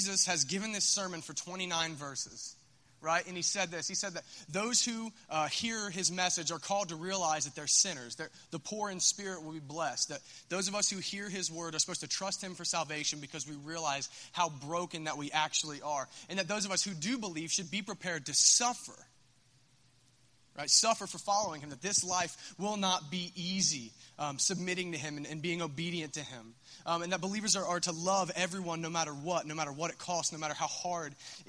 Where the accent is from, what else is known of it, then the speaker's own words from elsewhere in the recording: Minford, Ohio, United States; I'm from Minford